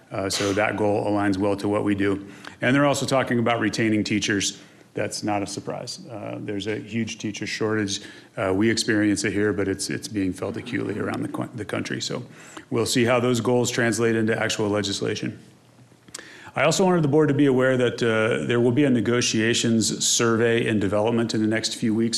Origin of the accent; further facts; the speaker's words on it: Missouri, United States; now in Colorado, United States; I'm from Missouri